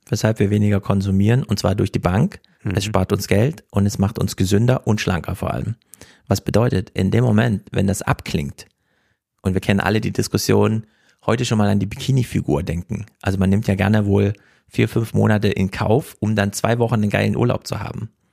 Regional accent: Thuringia, Germany; moved away; ich als Thüringer

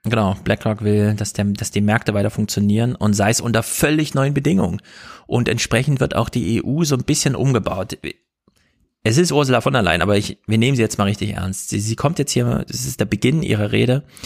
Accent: Germany; als Deutsche

